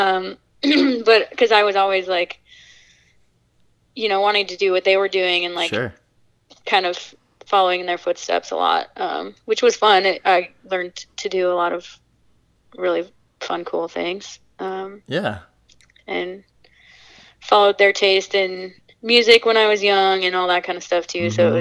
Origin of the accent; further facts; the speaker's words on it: Fargo, North Dakota, United States; born there; also born or lived in Minnesota; Yes. Well, technically I was born in Fargo, North Dakota.